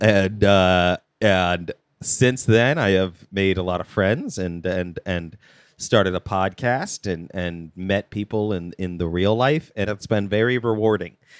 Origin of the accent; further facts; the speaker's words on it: United States; I'm American